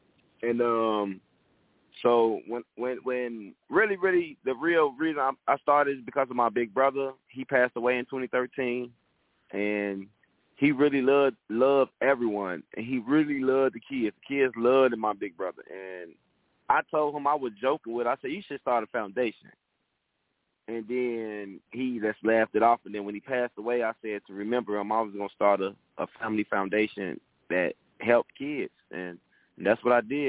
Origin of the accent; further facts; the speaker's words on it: Inglewood, California, United States; By me growing up in Inglewood, it's a poverty area, and I've seen so much in my life.